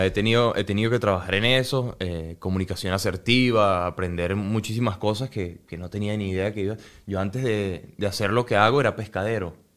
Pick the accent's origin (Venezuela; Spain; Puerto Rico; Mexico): Venezuela